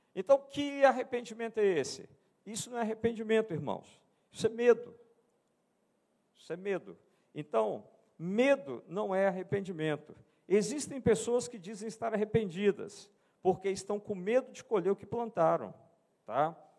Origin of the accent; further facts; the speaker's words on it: Brazil; eu sou brasileiro. Eu sou brasileiro